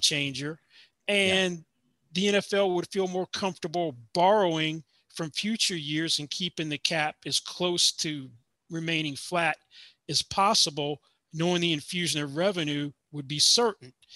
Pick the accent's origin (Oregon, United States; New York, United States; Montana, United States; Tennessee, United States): Tennessee, United States; Nashville; also born or lived in Atlanta, Georgia; now in Las Vegas, United States; growing up in Nashville, we actually had to have snow before high school got canceled.